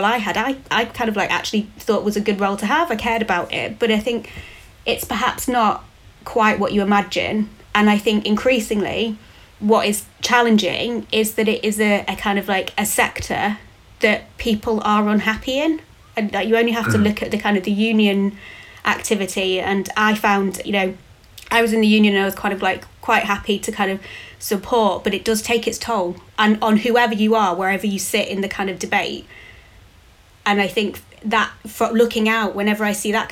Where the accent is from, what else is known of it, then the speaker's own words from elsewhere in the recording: United Kingdom; saw this job, which was in my hometown